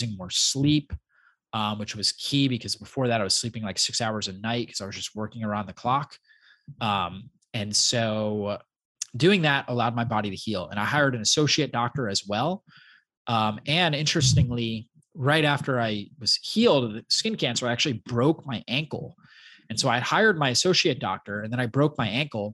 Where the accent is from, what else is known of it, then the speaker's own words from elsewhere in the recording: Florida, United States; also born or lived in Long Island, New York / Poconos, Pennsylvania; I grew up in Florida